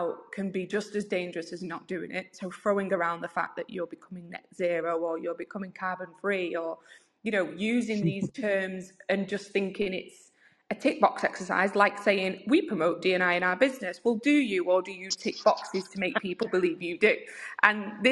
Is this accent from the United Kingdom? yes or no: yes; United Kingdom; as British people